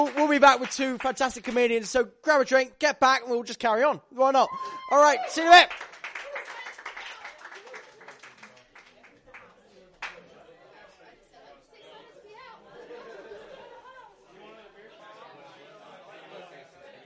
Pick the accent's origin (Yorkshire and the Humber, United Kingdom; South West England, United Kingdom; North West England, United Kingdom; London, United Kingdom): South West England, United Kingdom; Tiverton; I'm from a small town, Devon, called Tiverton